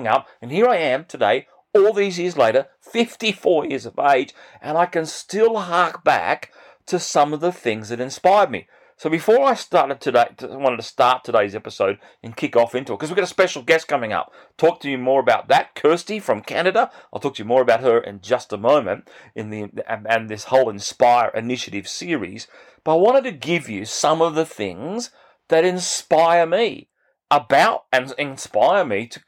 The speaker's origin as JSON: {"language": "English", "town": "Bega", "region": "New South Wales", "country": "Australia", "tie": "born or raised there", "said": "I grew up in this small country town in New South Wales in the state in Australia"}